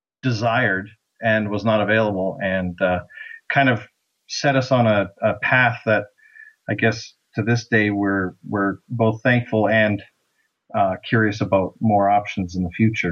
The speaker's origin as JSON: {"language": "English", "country": "Canada", "said": "we are, in fact, Canadian."}